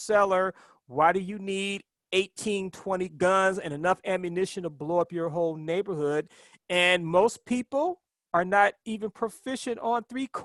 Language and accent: English; Ohio, United States; now in New York, United States; when I was a kid growing up in Ohio